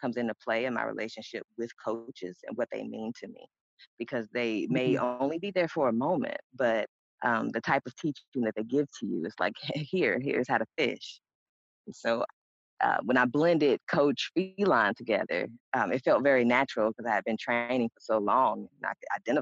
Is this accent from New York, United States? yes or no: no; Mississippi, United States; I am from Mississippi